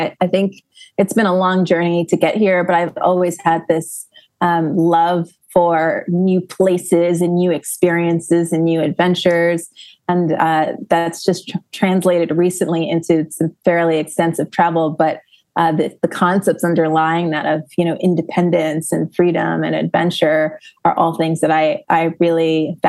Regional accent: then California, upstate New York, United States; moved away as an adult; also born or lived in Kingston, Jamaica; now in Lisbon, Portugal; I was born in Kingston, Jamaica, but grew up in the U.S. Since the age of three, upstate New York, then California. Most of my, all of my adult life was in California after school. But I've been in Lisbon, Portugal for 3+ years now.

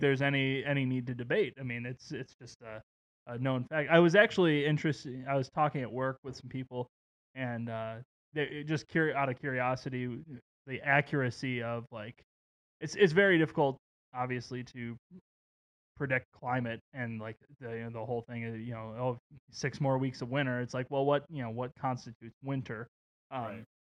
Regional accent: Waukegan, Illinois, United States; where I grew up in Waukegan.

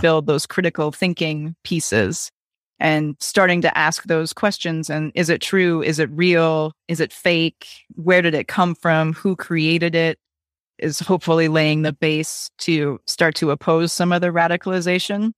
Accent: Wisconsin, United States; I grew up in Wisconsin

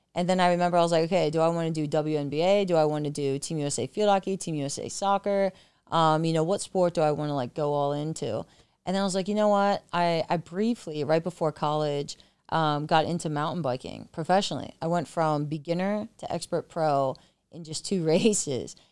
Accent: York, Pennsylvania, United States; moved away as an adult; now in San Diego, United States; I'm originally from York, Pennsylvania, small country town.

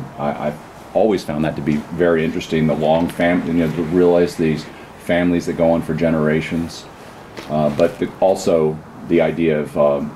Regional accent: Virginia, United States; also born or lived in North Carolina / Pacific Northwest; I'm from Virginia, going to school in North Carolina

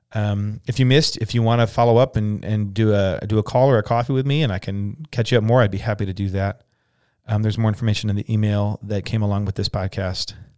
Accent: United States; we wanna be Christians first in American Second.

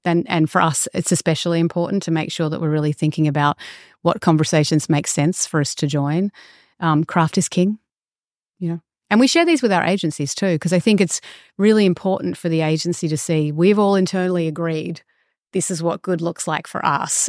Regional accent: Australia; moved away as an adult; also born or lived in Los Angeles; for me as an Australian

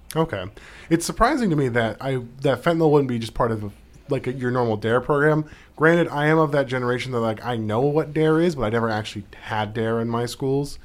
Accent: Anchorage, Alaska, United States; now in Juneau, United States; growing up in Anchorage

